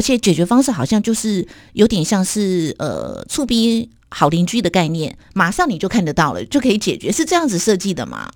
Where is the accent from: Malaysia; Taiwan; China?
Taiwan; 我们台湾人真 真的很喜欢去日本哦